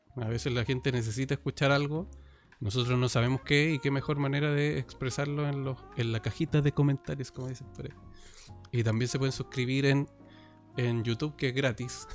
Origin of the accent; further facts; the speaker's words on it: Chile; acá en Chile, entonces también para, que la gente sepa que somos chilenos de Chile